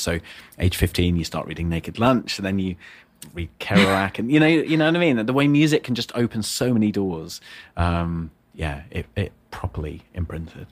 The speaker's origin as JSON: {"language": "English", "region": "the north of England", "country": "United Kingdom", "tie": "born or raised there", "said": "I was born in the north of England"}